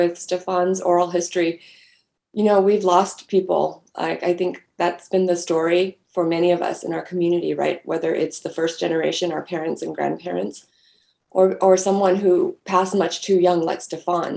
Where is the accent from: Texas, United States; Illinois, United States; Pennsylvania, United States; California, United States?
California, United States; Southern; I was very lucky to have grown up in Southern California